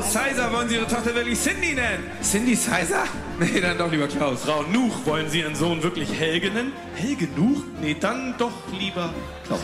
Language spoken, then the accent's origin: German; Berlin, Germany; ich bin in Berlin groß geworden